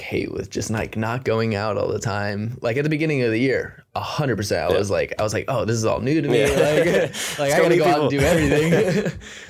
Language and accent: English; Corning, California, United States; also born or lived in Sacramento; now in Bay Area, United States; I grew up in Corning, small town